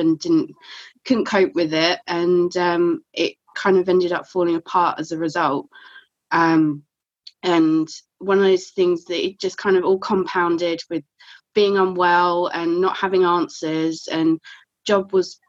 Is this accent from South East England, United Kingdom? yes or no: yes; Kent, South East England, United Kingdom; moved away as an adult; now in North Lincolnshire, United Kingdom; I've been living here nearly 3 years now. So I'm from Kent originally.